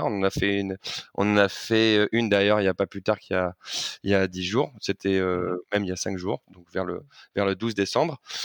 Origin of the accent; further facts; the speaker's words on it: Paris, Île-de-France, France; je suis parisien depuis ma tendre enfance